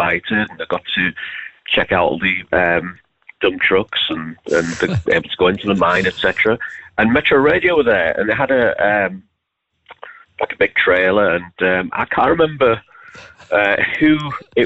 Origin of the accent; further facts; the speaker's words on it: the Northeast, North East England, United Kingdom; moved away as an adult; now in West Yorkshire, United Kingdom; I'm originally from the Northeast, but I moved away a long time ago for university